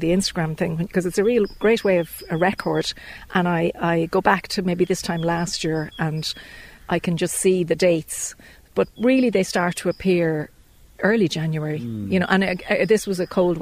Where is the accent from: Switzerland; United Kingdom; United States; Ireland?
Ireland; I'm from Dunchocklan originally